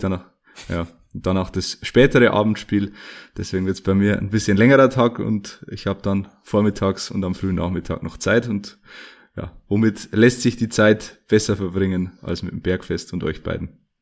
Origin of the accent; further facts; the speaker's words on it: Ruhmannsfelden, Bavaria, Germany; in Rumansfelden zu Gast, in meiner Heimat